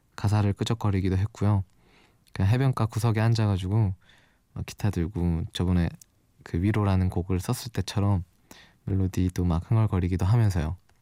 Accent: Daegu, South Korea; moved away as an adult; now in Seoul, South Korea; 제 고향이 서울이 아니고 대구거든요. 벌써 좀 티가 났을 수도 있는데 그 대구에서 살다가 작년 1월쯤에 혼자 서울로 올라와서

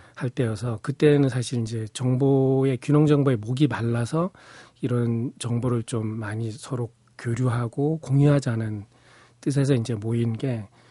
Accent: Pyeongchang, Gangwon, South Korea; also born or lived in Seocho-dong, Seoul; now in Yeoju, South Korea; 고향이 또 강원도 평창 산골이 고향입니다

